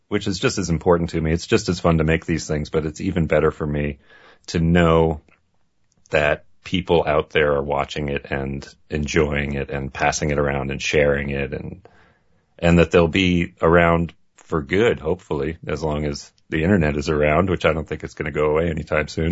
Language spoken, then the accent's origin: English; Maine, United States; I grew up in Maine and grew up in a family that was a car family.